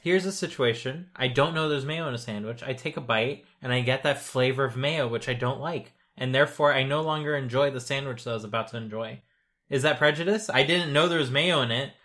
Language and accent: English; United States; as an American who is not so American, I guess, uh, I grew up in a, in a half-French, uh, household